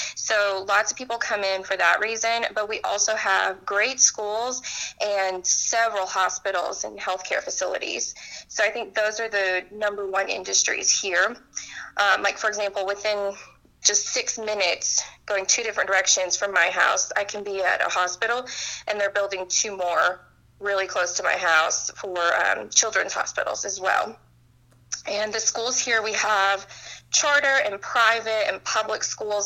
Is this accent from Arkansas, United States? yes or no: yes; Fayetteville, Arkansas, United States; I'm from Fayetteville, Arkansas.